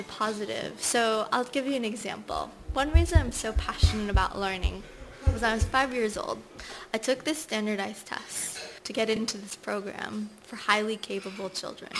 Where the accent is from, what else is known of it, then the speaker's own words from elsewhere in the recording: Nigeria; moved away; So I was born in Nigeria. I had always wanted to go back, and I finally went back last year after nearly 30 years.